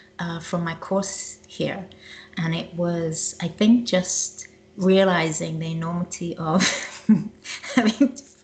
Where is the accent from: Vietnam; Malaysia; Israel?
Israel; also born or lived in South Africa; now in United States; Personally, I was born in South Africa, grew up in Israel, traveled to England, came home, traveled to Australia, came home, traveled to America